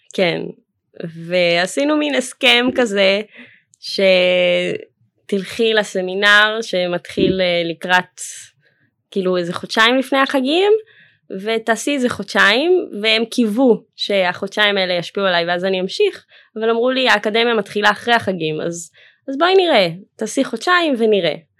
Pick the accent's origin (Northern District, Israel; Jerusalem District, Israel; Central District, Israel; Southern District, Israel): Jerusalem District, Israel; Jerusalem; also born or lived in Philadelphia, United States; ממשפחה חבדית מירושלים, וגדלתי בתוך הקהילה החבדית